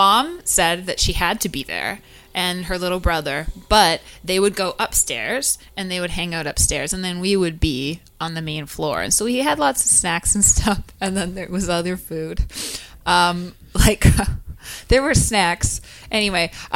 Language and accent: English; Burnaby, British Columbia, Canada; I'm from North Burnaby